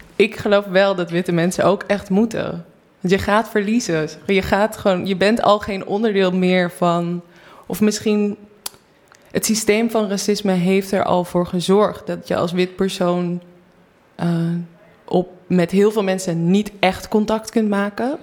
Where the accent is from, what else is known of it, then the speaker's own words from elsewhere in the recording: North Brabant, Netherlands; uit een hele grote Brabantse gezellige familie